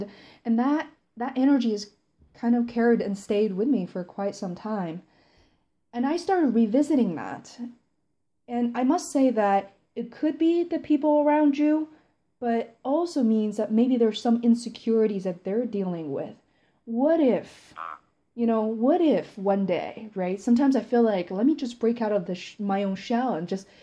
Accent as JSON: {"language": "English", "region": "Beijing", "country": "China", "tie": "born or raised there", "said": "I grew up in Beijing, I grew up in Chinese culture"}